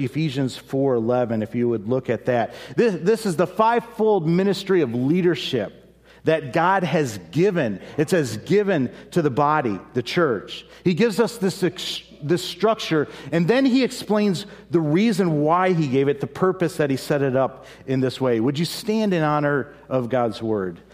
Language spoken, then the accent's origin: English; United States; we as an American, as Americans